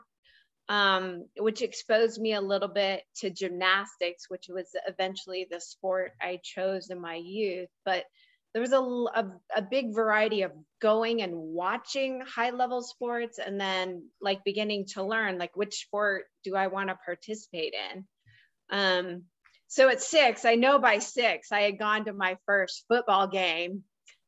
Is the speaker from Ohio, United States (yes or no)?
yes; Columbus, Ohio, United States; I grew up in Columbus, Ohio, with a dad who was a professor at the Ohio State University